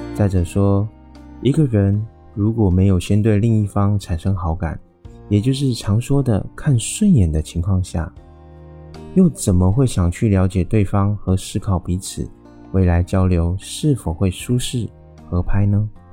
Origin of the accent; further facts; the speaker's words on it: Taiwan; 我是一位来自台湾喜欢旅行与热爱交朋友的